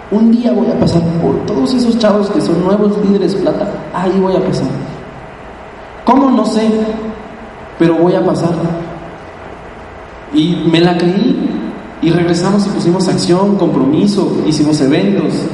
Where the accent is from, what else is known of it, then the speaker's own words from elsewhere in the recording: Mexico; ver tu país allá al frente y decir, yo vengo de México. Yo soy de esa gente que se estira y que paga el precio para tener sus sueños.